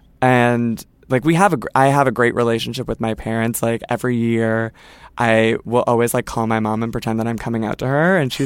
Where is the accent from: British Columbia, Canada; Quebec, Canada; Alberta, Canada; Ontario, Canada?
Ontario, Canada; Toronto; okay, so I'm from Toronto, someone's from Etobicoke, there's someone from London, Ontario, and then there's someone from Vancouver